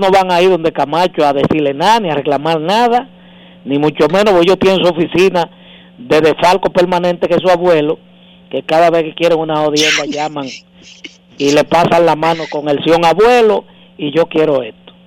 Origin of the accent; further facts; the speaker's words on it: Santo Domingo, Distrito Nacional, Dominican Republic; Yo nací en Villajuana